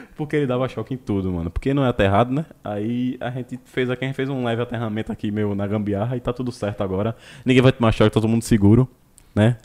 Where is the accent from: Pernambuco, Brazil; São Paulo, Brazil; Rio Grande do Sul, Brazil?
Pernambuco, Brazil; Olinda; Somos de Olinda aqui